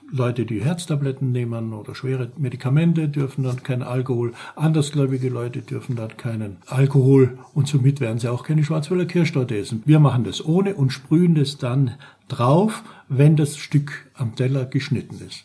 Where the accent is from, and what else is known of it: St. Paul im Lavanttal, Carinthia, Austria; born or raised there; now in Black Forest, Germany